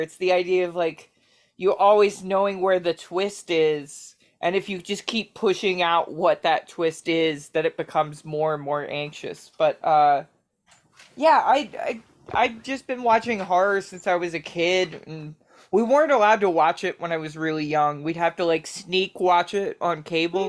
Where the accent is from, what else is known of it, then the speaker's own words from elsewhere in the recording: Baltimore, Maryland, United States; I'm from Baltimore